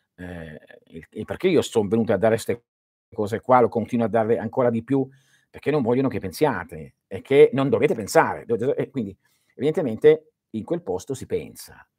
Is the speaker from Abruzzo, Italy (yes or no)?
no; Calabria, Italy; Il mio paese, che è il più a sud della Calabria